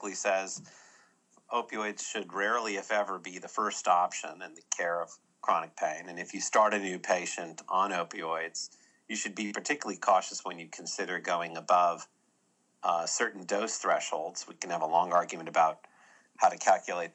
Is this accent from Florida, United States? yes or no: no; California, United States; moved away as an adult; also born or lived in Boston; now in Birmingham, United States; I grew up in California, went to medical school in Boston